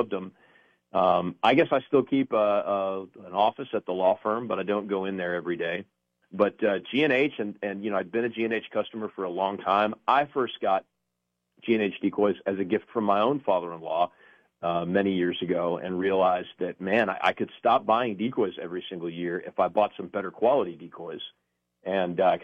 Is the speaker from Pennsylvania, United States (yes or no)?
no; Texas, United States; now in Oklahoma, United States; I'm originally a Texan